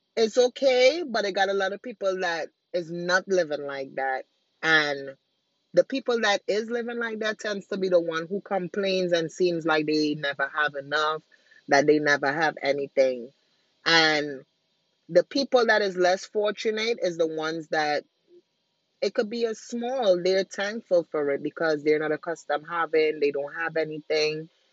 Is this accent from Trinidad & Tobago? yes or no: yes; Trinidad & Tobago; moved away; I'm originally from Trinidad